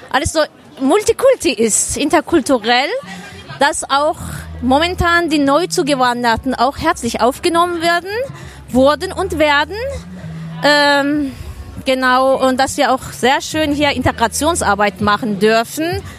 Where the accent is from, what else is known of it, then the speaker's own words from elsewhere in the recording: Baden-Württemberg, Germany; now in Herne, Germany; Äh, ursprünglich bin ich aus Baden-Württemberg, möchte ich erwähnen, aber ähm, es ist hier doch anders. In Herne ist halt viel mehr kulturell.